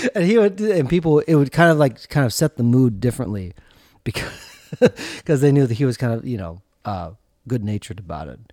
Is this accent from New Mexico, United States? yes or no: no; central Minnesota, United States; also born or lived in South Korea; Josh and I both grew up in central Minnesota